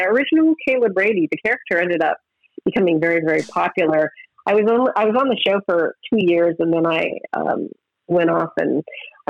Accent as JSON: {"language": "English", "town": "Edmonton", "region": "Alberta", "country": "Canada", "tie": "born or raised there", "also_born_or_lived": "London / Los Angeles", "moved": "yes", "said": "I went back to my hometown of Edmonton"}